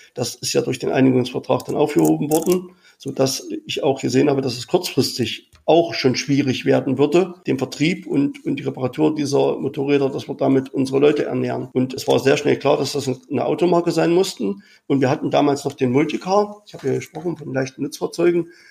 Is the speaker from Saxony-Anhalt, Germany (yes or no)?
yes; Sangerhausen, Saxony-Anhalt, Germany; mein MVG in Sangerhausen nehme, das ist meine Heimatstadt